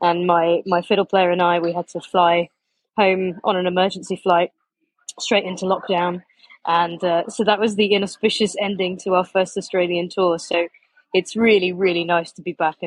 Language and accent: English; Leicester, East Midlands, United Kingdom; I am from Leicester in the UK, in the middle of England.